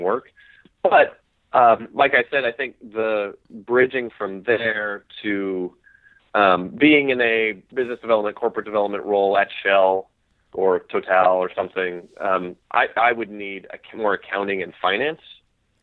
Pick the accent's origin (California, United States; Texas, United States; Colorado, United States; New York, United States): Colorado, United States; Golden; moved away as an adult; also born or lived in Maine; I grew up in Golden, Colorado, okay. Just outside of Denver, and loved it